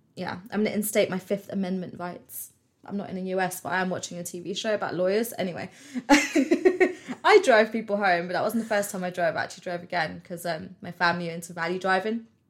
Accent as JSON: {"language": "English", "country": "United Kingdom", "said": "I'm British"}